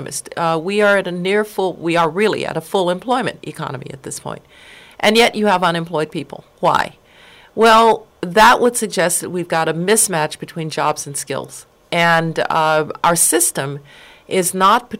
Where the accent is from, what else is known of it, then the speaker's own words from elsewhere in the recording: Colorado, United States; also born or lived in Birmingham, Alabama; I was born in Birmingham, Alabama. I grew up in Colorado